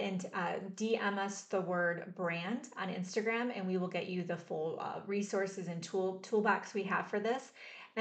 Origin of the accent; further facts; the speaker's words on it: Mount Clemens, Michigan, United States; also born or lived in Richmond, Michigan; now in Austin, United States; I grew up in Mount Clemens, Michigan, and then moved to Richmond, Michigan. And I live in Austin, Texas now